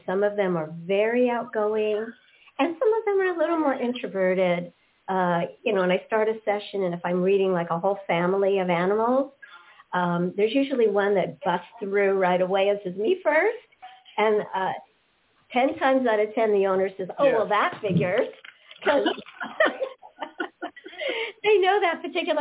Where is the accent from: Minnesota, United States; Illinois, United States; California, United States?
California, United States; West Hollywood; I grew up in West Hollywood, California